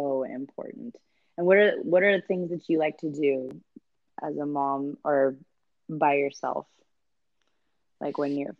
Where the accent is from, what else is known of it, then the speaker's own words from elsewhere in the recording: Santa Clara, California, United States; I was born and raised up there. In Santa Clara.